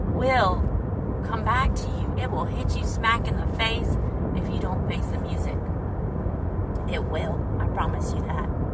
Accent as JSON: {"language": "English", "country": "United States", "also_born_or_lived": "Saudi Arabia", "moved": "as an adult", "said": "I'm American"}